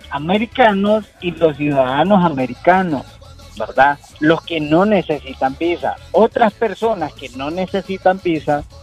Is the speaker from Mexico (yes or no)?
no; Honduras; tenemos residencia americana nosotros y eh, tenemos también la, eh, que somos hondureños.